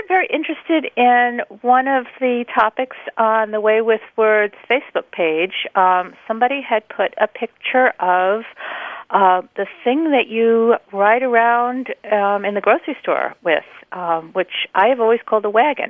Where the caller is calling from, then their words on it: Lexington, Massachusetts, United States; I'm calling from Lexington, Massachusetts.